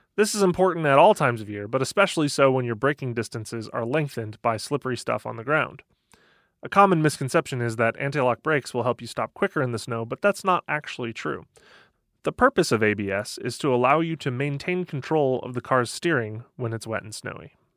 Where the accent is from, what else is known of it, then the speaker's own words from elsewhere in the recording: Michigan, United States; I grew up in Michigan